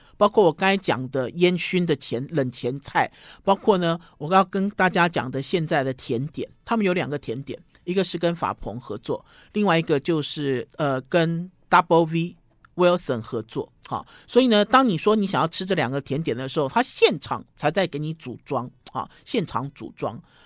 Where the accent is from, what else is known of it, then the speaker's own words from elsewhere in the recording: Taiwan; 我们台湾人自己做的果酱